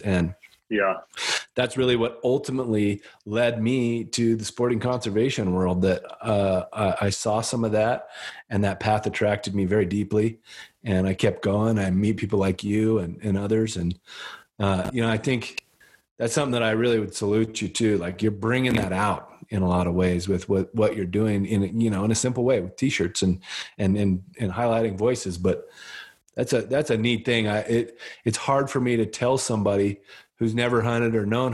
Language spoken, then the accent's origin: English; Wyoming, United States; I grew up in Wyoming